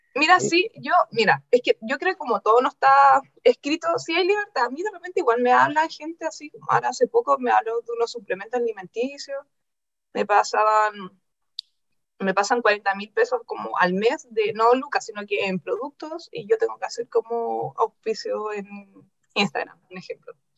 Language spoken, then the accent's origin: Spanish; La Calera, Valparaíso, Chile; yo soy de Calera. Yo estudié en Calera de muy chica